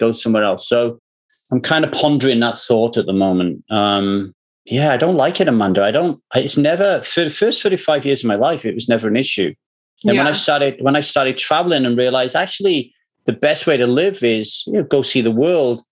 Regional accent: United Kingdom; moved away as an adult; now in Los Angeles, United States; I am British

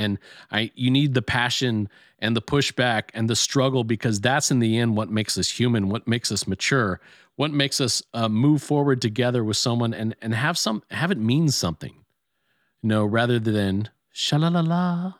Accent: Ireland; I never heard that before, and I mean, being Irish, I'm surprised I haven't, but I love it.

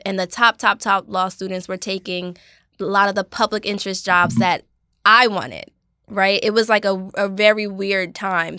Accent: Asbury Park, New Jersey, United States; I grew up in Asbury Park, New Jersey

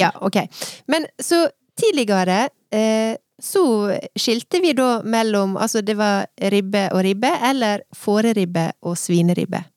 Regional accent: Søre Sunnmøre, Møre og Romsdal, Norway; der jeg kommer fra.

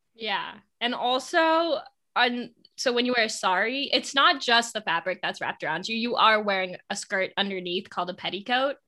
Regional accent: United States; we're the cousins from America

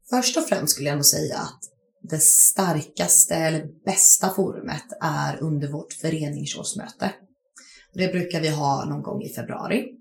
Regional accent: Kalmar, Kalmar County, Sweden; moved away as an adult; also born or lived in Lund; Jag kommer från Kalmar ursprungligen. Eh, men sen flyttade jag till Lund för, vad blir det, 2014 och började plugga.

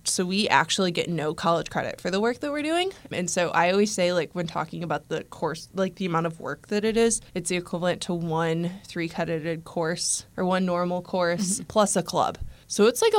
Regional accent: Chicago, Illinois, United States; I am from Chicago, Illinois

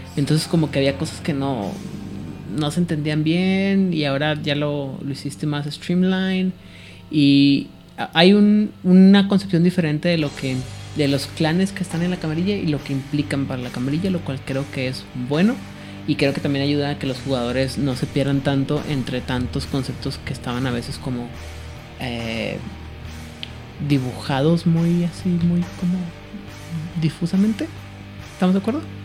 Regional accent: Mexico; mexicano y como que las cosas estoy acostumbrado a que las cosas sean locales, estatales

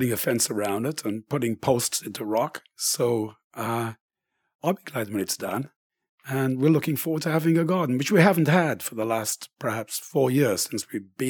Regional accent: England, United Kingdom; now in Canada; But growing up in England, anybody would stop and help you and give directions or whatever

